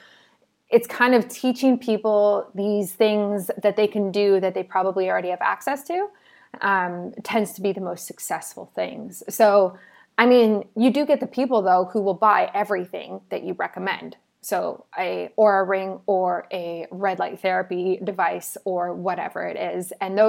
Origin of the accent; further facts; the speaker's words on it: South Africa; now in Canada; I'm from South Africa, so when we moved to Canada and when I went back in early 2018, I've been back a few times